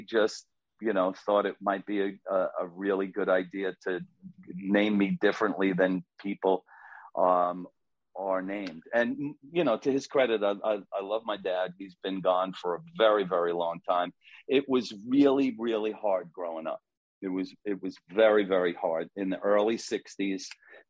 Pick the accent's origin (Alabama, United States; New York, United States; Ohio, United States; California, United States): New York, United States; New York City; I am from Staten Island